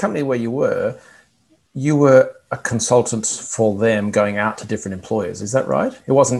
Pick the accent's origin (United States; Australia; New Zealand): Australia; I'm an Aussie